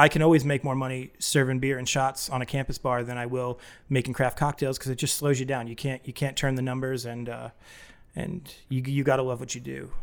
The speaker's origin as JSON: {"language": "English", "region": "New England", "country": "United States", "tie": "born or raised there", "also_born_or_lived": "Boston, Massachusetts", "moved": "yes", "said": "I grew up in New England and I lived in the Boston area for a long time."}